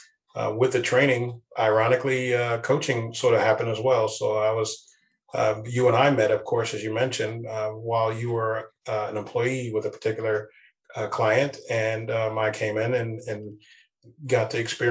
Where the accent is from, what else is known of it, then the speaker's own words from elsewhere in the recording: East Coast, United States; now in West Coast, United States; I'm originally from the East Coast, and we have a very different way of speaking there.